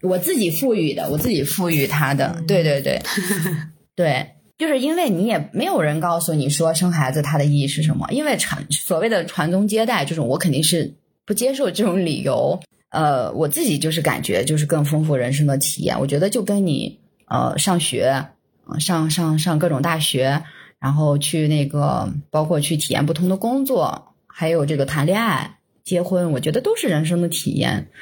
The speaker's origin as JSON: {"language": "Chinese", "region": "northern China", "country": "China", "tie": "born or raised there", "said": "我是从小生活在北方"}